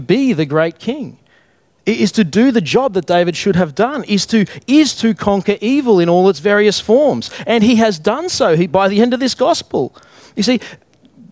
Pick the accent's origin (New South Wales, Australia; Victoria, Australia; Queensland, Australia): Queensland, Australia; Brisbane; I'm from Alex Gale, Brisbane, childhood of difficult times in my own mind at least